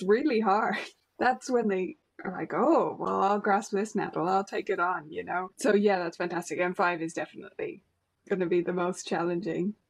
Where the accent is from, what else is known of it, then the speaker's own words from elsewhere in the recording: Ireland; we're Irish